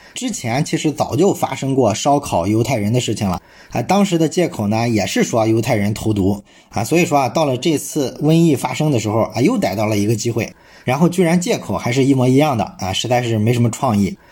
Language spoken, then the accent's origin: Chinese; China; 这其实呢说明我们中国人在宗教上是一个非常宽容的民族